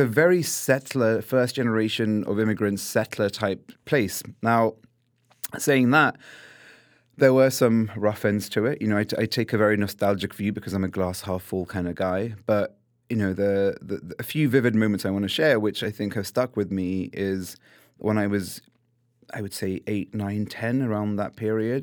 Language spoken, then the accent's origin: English; London, United Kingdom; I was born and raised in London